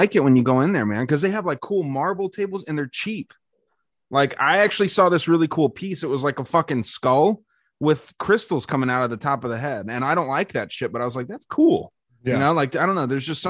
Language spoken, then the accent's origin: English; Arizona, United States; my home state of Arizona